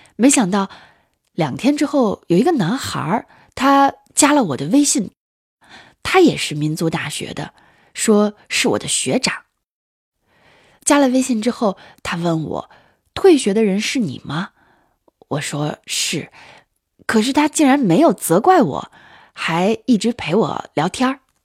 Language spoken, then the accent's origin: Chinese; Hainan Tibetan Autonomous Prefecture, Qinghai, China; moved away as an adult; 我老家在青海省的海南藏族自治州。我们的村子啊，是那种特别闭塞的小地方。